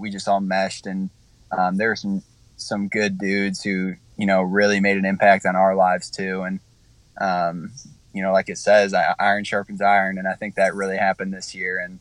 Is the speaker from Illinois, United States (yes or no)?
yes; Illinois, United States; moved away; I grew up in Illinois